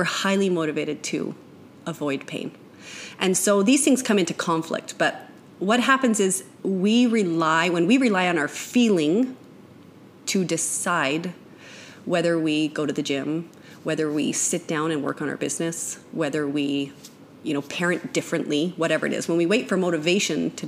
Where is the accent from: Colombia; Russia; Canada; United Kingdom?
Canada; now in United States; I am a Canadian